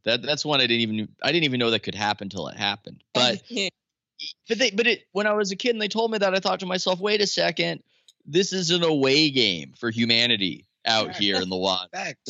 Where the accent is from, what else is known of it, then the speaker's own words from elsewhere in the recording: San Diego, California, United States; growing up in San Diego